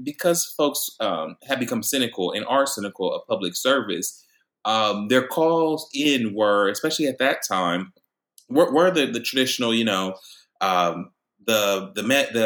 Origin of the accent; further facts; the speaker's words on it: Columbus, Ohio, United States; I was born and raised here in Columbus, Ohio